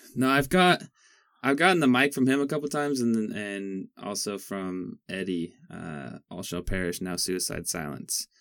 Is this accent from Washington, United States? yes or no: yes; Eatonville, Washington, United States; I grew up on Webster Road, 304th, like out by like Eatonville